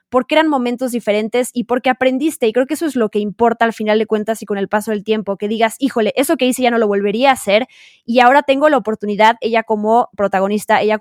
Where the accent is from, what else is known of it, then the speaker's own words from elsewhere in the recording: Mexico; accent: Mexican; Soy bilingüe con mi acento mexicano, orgullosamente mexicano, fíjense.